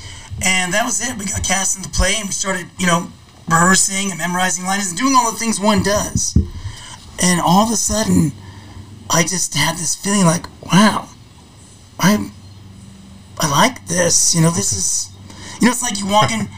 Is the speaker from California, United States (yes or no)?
yes; Whittier, California, United States; I grew up in Whittier, so all the area around there, all the colleges around there